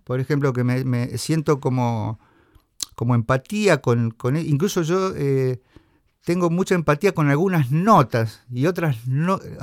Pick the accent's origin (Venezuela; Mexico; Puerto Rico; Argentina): Argentina; Venado Tuerto, Santa Fe; now in Rosario, Argentina; soy de Venado Tuerto pero resido en Rosario